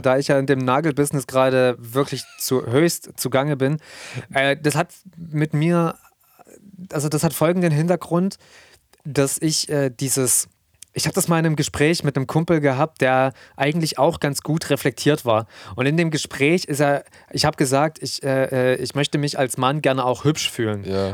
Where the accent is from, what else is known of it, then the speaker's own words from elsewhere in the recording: Germany; hier bei uns in Deutschland